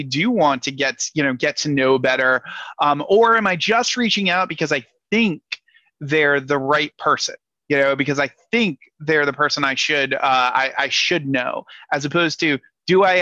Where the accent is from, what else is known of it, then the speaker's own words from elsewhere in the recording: Rhode Island, United States; moved away; I'm originally from Rhode Island.